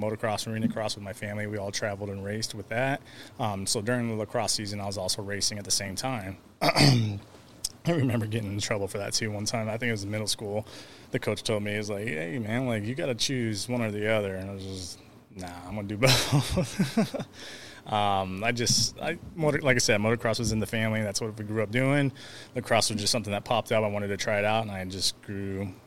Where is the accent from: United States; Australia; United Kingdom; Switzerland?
United States; California; I was born in California